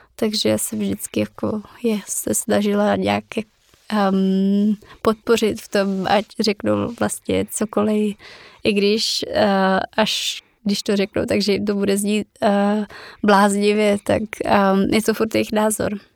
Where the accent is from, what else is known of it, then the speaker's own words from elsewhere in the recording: Czechia; jako Češi